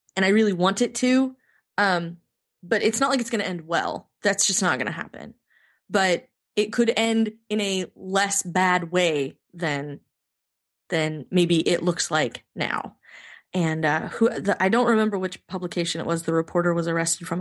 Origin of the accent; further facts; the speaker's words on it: United States; as an American